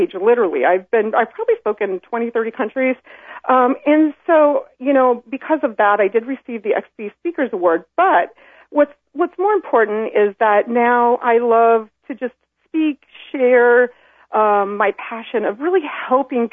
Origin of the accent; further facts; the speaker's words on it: Iowa, United States; moved away as an adult; also born or lived in Sydney, Australia; I spent my whole life trying to get out of Iowa. I grew up here